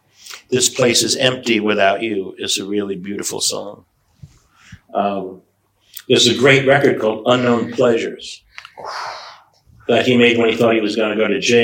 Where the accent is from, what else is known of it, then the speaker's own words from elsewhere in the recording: United States; I'm an American person